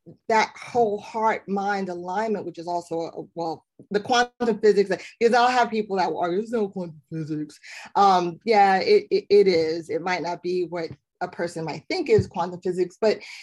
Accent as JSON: {"language": "English", "town": "New York City", "region": "New York", "country": "United States", "said": "I'm from Brooklyn"}